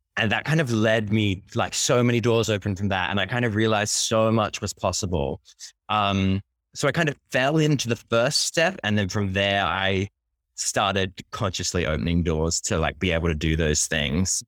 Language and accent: English; Sydney, New South Wales, Australia; also born or lived in Japan / London; now in Brooklyn, United States; I'm originally from Sydney, Australia